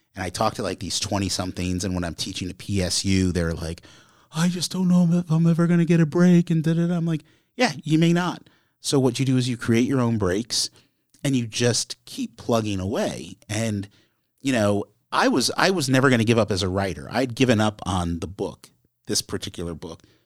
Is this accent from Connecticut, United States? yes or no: yes; Connecticut, United States; where I grew up in Connecticut